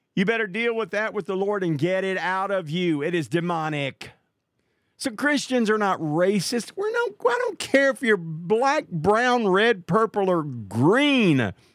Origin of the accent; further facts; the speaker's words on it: Marshall, Texas, United States; Marshall, Texas. That's my hometown